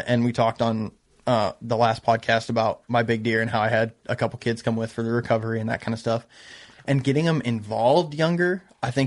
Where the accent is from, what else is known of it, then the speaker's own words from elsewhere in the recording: Amana, Iowa, United States; I'm from East Central Iowa, the Amana Colonies